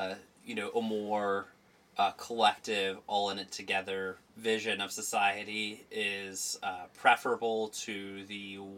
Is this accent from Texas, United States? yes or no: yes; Texas, United States; Greg, I grew up swimming on the Texas coast.